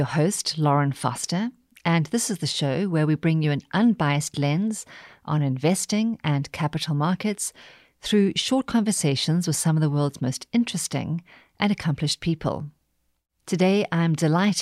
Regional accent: South Africa; I'm South African

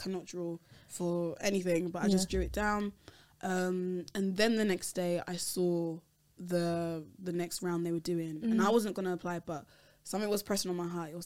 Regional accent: London, United Kingdom; I'm Nigerian, but I was born in London.

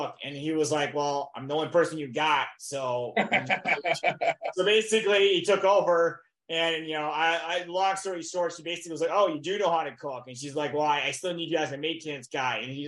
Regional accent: Michigan, United States; moved away as an adult; I'm originally from Michigan

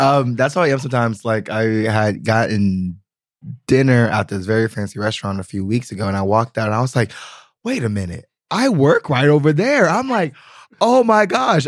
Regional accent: United States; now in Berlin, Germany; I'm very American

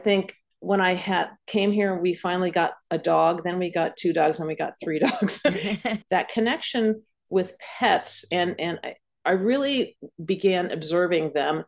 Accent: San Anselmo, California, United States; moved away as an adult; also born or lived in New York City; now in Montclair, United States; I am born and raised in Marin County, California, in San Anselmo.

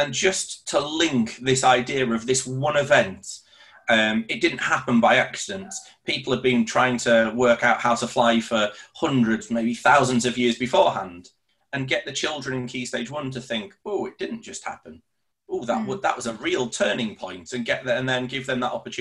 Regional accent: Leeds, Yorkshire and the Humber, United Kingdom; for me growing up in Leeds

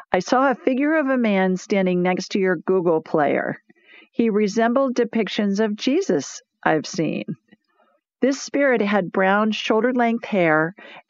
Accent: Columbus, Ohio, United States; Columbus, Ohio, the city of my birth

